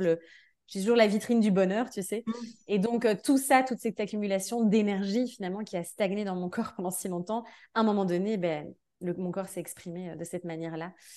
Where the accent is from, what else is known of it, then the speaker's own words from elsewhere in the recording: Belgium; now in France; Je suis de Belgique de base. Là, j'habite en France.